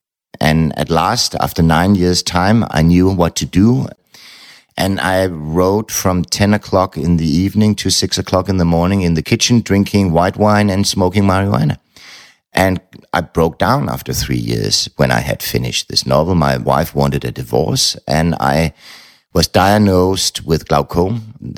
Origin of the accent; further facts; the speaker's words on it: Frankfurt, Hesse, Germany; I was raised in Frankfurt, and the publishing house was right around the corner